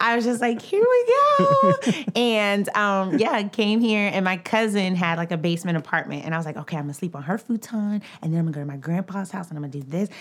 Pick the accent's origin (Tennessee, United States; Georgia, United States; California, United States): Georgia, United States; College Park; moved away as an adult; now in New York, United States; I'm from Atlanta, Georgia